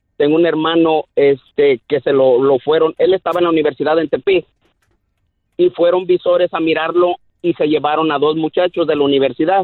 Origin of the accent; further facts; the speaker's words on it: Nayarit, Mexico; yo soy del estado de Nayarit